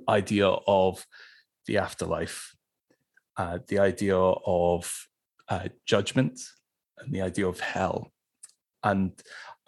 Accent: Scotland, United Kingdom; as a Scot

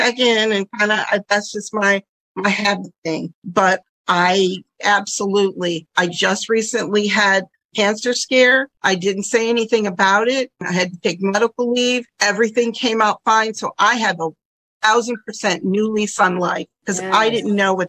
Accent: Buffalo, New York, United States; also born or lived in Southwest Michigan; I grew up in Buffalo, New York, near Niagara Falls

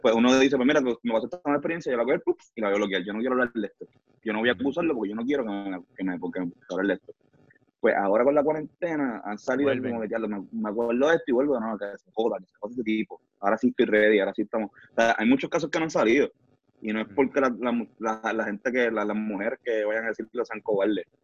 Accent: San Juan, Puerto Rico; nosotros somos de Río Piedra

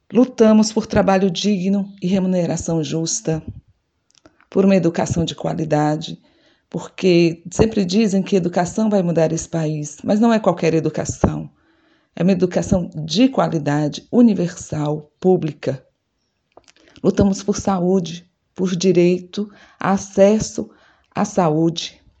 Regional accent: Fortaleza, Ceará, Brazil; mulher negra de Fortaleza, no Ceará.

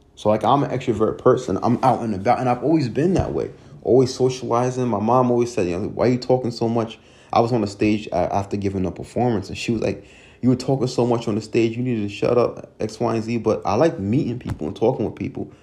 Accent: Hempstead, New York, United States; also born or lived in Binghamton, New York; I grew up in Hempstead and how tough it was growing up

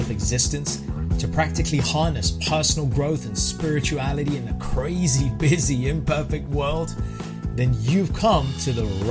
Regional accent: India; In Indian culture, especially, and being Indian

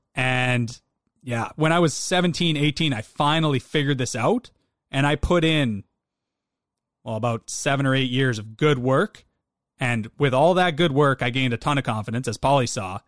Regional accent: Western Canada, Canada; I'm from Western Canada

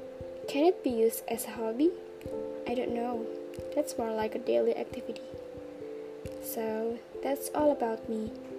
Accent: Semarang, Central Java, Indonesia; also born or lived in Yogyakarta; I was born in Yogyakarta, but I grew up in Semarang. I am 14 and I will be turning 15 next month.

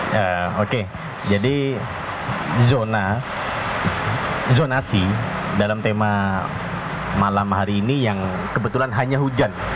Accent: Jember, East Java, Indonesia; now in Trenggalek, Indonesia; asal usul saya dari Jember

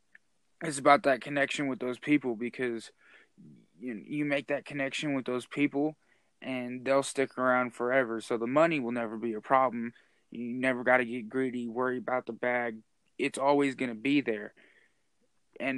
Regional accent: Cheyenne, Wyoming, United States; I'm born and raised here my whole life.

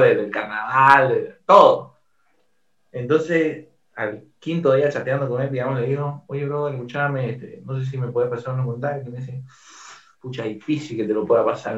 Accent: Bolivia; soy el único boliviano

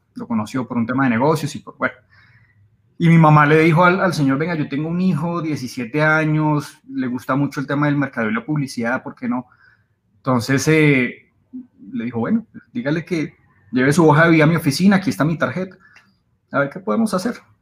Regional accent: Bogotá, Colombia; bogotano, 34 años

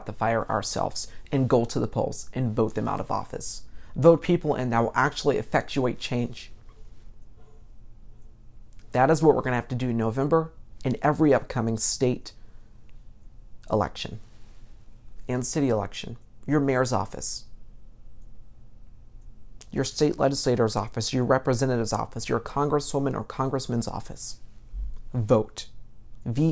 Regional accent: United States; we as Americans

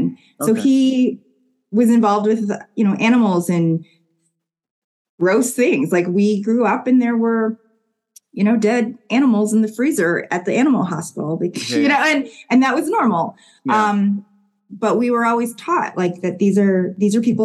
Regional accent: Kitchener, Ontario, Canada; we grew up in Kitchener, Waterloo

